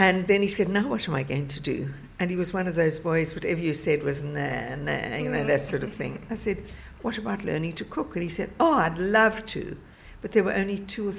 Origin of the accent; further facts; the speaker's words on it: South Africa; moved away as an adult; now in England; I grew up in South Africa, where we grew up